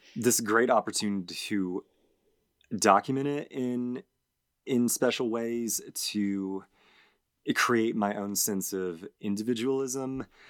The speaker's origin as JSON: {"language": "English", "region": "Georgia", "country": "United States", "tie": "born or raised there", "said": "we, we grew up in Georgia"}